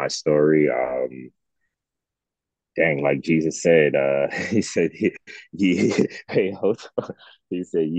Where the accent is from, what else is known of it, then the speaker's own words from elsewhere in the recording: New York City, New York, United States; moved away; as a child, until about 5, 6 years old, I was in Coney Island in Brooklyn, New York